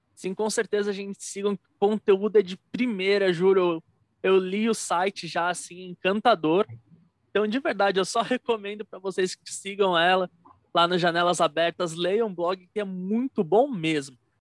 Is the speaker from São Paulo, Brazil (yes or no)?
yes; São Paulo, Brazil; eu sou aqui de São Paulo